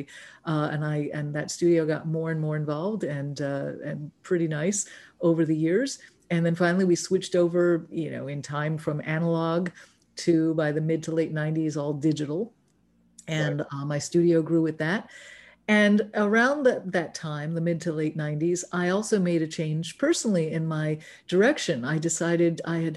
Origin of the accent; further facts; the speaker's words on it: New York City, New York, United States; also born or lived in Los Angeles; now in San Juan Island, United States; I grew up in New York City, in Manhattan